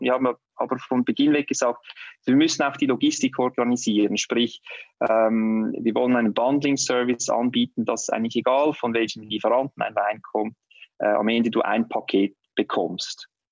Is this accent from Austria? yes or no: no; Switzerland; bei uns in der Schweiz